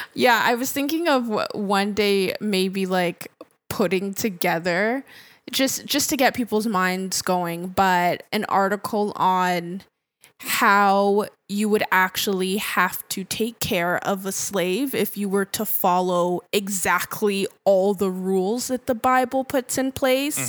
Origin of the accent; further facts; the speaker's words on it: Nigeria; as an African, um, as a Nigerian